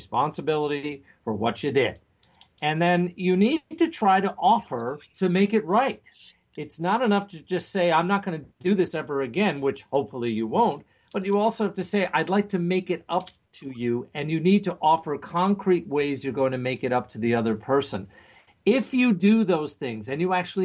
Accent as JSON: {"language": "English", "area": "Long Island, Nassau County", "region": "New York", "country": "United States", "tie": "born or raised there", "said": "You and I grew up on Long Island in Nassau County"}